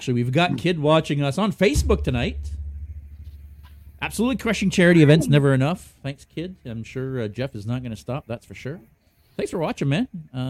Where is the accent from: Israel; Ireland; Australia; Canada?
Canada; Calgary, Alberta; every once in a while, I'll be like, you're from Edmonton? No, I'm from Calgary.